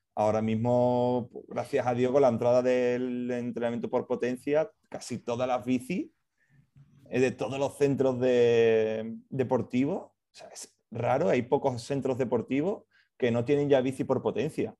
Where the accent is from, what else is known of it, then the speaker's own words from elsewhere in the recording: Seville, Andalusia, Spain; moved away; soy de Sevilla, yo empecé en Sevilla trabajando